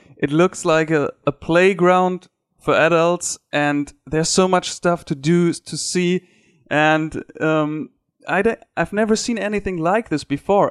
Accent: Ruhr area, North Rhine-Westphalia, Germany; English is a second language; I'm from Germany. It's uh, what we call the Ruhrpott

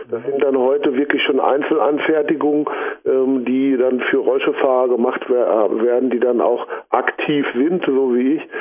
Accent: Recklinghausen, North Rhine-Westphalia, Germany; Ne, ich komme aus Recklinghausen.

